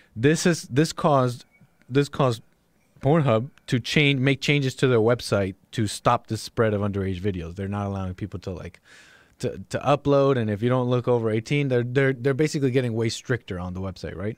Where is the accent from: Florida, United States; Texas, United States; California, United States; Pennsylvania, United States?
Florida, United States; West Palm Beach; also born or lived in Miami; West Palm Beach was my backyard growing up